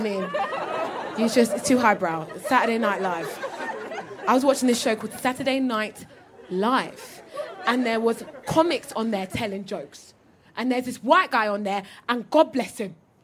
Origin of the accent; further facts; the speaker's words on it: Croydon, London, United Kingdom; I'm from Croydon